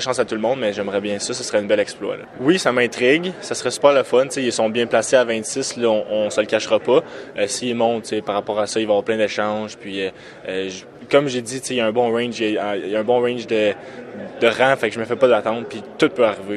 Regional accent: Quebec, Canada; En tant que Québécois

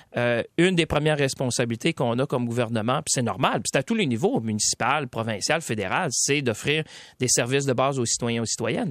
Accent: Quebec, Canada; ici chez nous au Québec.

